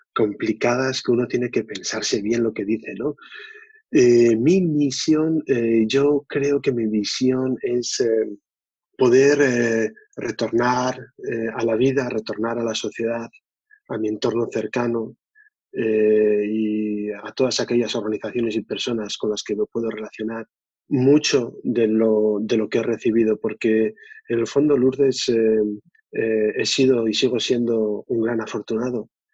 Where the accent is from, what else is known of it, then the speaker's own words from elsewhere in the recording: Oviedo, Asturias, Spain; soy de Asturias, de Oviedo